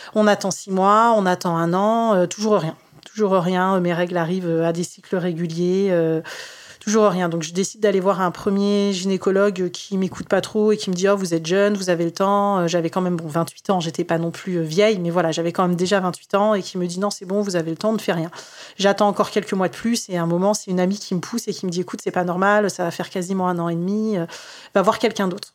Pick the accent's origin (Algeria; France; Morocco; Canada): France; Tours, Centre-Val de Loire; moved away as an adult; now in near Orléans, France; je suis née moi euh, à Tours